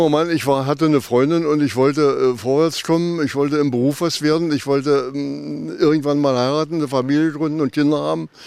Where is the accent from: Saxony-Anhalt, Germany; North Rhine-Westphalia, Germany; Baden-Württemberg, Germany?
Saxony-Anhalt, Germany; Wittenberg; born there; Ich bin in Wittenberg geboren am 24. März 1933, äh, im Augenblick also 90 Jahre alt.